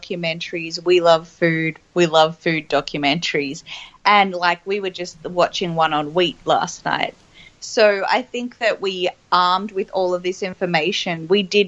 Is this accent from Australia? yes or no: yes; Melbourne, Victoria, Australia; I grew up in Melbourne, so obviously as an inner city kid